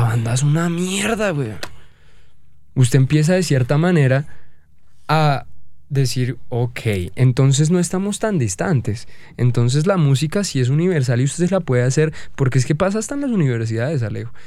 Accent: Bogotá, Colombia; nosotros con nuestra falta de identidad como, como, como país y como bogotanos

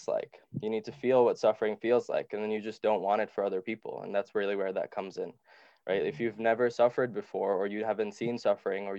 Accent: Dubai, United Arab Emirates; also born or lived in Sri Lanka; I moved to Dubai where we were poor and didn't have much

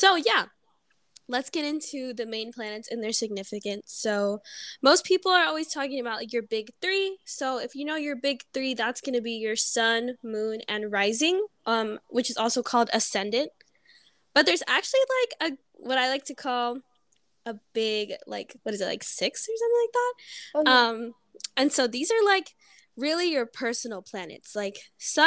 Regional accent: Beaumont, California, United States; I'm from Beaumont, California

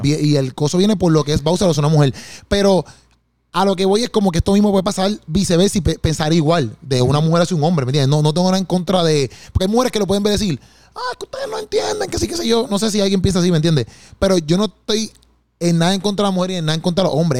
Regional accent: Puerto Rico; yo como puertorriqueño

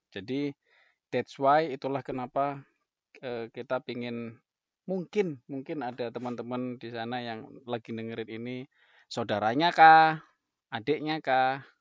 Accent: Surabaya, East Java, Indonesia; moved away as an adult; now in Jakarta, Indonesia; Aku arek Surabaya, jadi saya lahir di lahir dan tinggal besar di Surabaya dari usia 0 tahun sampai 21 tahun.

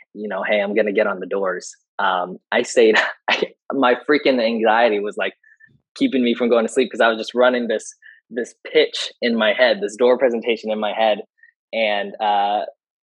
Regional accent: San Diego, California, United States; I'm from San Diego.

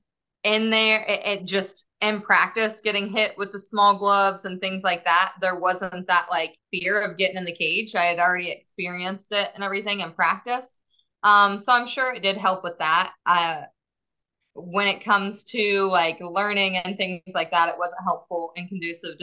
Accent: St. Paris, Ohio, United States; I am from the St. Paris, Ohio is where I grew up at.

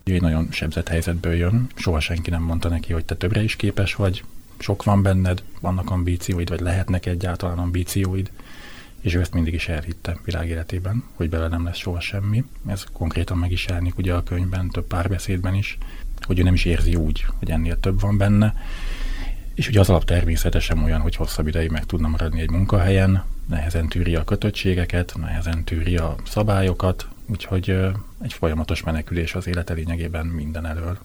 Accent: southern Baranya, Hungary; én nagyon kicsi faluban nőttem föl, Délbaranyában

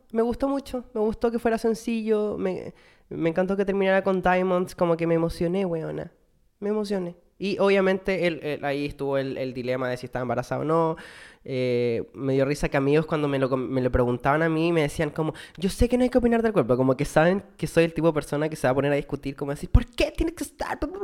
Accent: Chile; moved away as an adult; como buena chilena, weona que extraña su país y su cultura

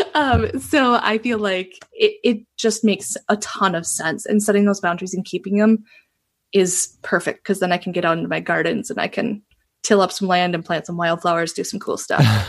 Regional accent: Northeast Wisconsin, United States; also born or lived in Japan; I was born and raised in Northeast Wisconsin, kind of itty bitty little area. I'm there right now

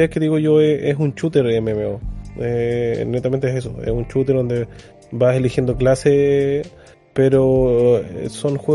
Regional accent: Santiago, Santiago Metropolitan Region, Chile; saben que yo soy de Santiago.

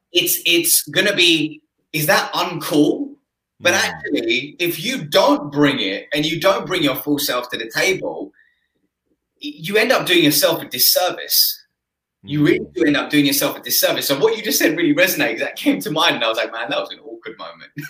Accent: Essex, East of England, United Kingdom; where I grew up in Essex

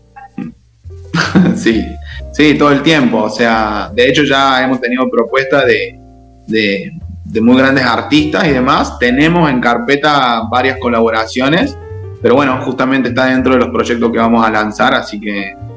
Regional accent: Córdoba, Argentina; de Córdoba

